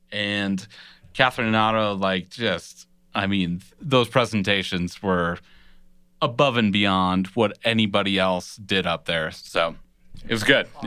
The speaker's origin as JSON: {"language": "English", "country": "Honduras", "said": "I'm from Honduras."}